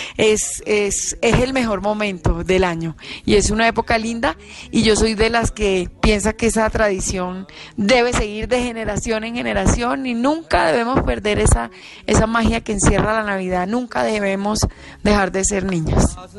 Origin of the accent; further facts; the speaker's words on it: Santa Marta, Magdalena, Colombia; yo soy de Santa Marta, viví toda mi vida en un edificio